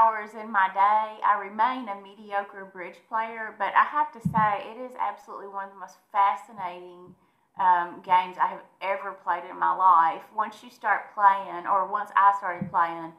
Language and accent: English; Munfordville, Kentucky, United States; now in Nashville, United States; I grew up in Mumfordville, Kentucky